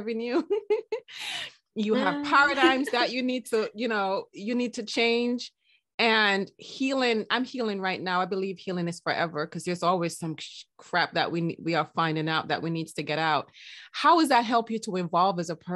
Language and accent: English; Jamaica; in the Jamaican culture, I'm Jamaican